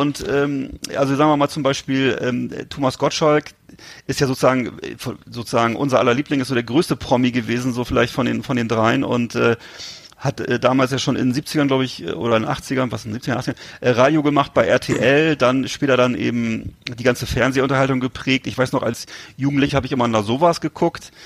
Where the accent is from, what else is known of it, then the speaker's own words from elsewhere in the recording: Germany; Ich war natürlich als Deutscher